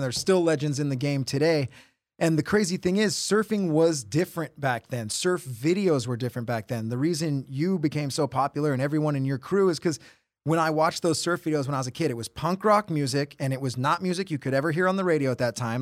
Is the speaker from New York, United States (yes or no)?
no; Huntington Beach, California, United States; I grew up in Huntington Beach